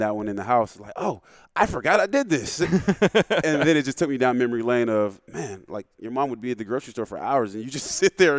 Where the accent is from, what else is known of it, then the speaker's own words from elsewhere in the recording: the South, United States; now in Seattle, United States; I'm from the South